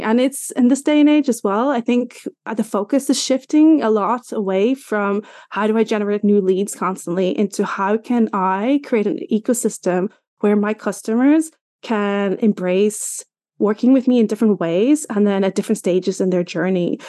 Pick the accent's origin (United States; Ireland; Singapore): Ireland; I'm from Ireland, in case you're wondering about my accent.